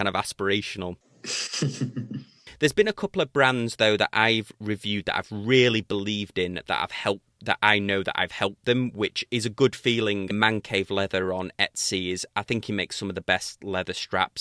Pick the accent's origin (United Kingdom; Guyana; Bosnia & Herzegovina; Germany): United Kingdom; accent: British; my British accent